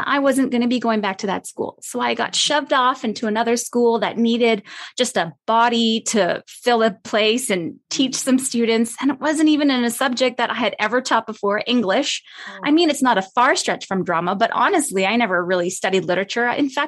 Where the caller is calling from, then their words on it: Calgary, Alberta, Canada; I'm coming from Canada. So we're touching base across the continent here. And where I'm at, it's Calgary, Alberta. I'm at the foothills of the Rocky Mountains.